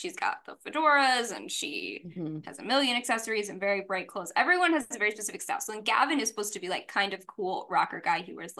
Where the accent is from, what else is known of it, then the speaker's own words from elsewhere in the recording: New Orleans, Louisiana, United States; I'm also from New Orleans.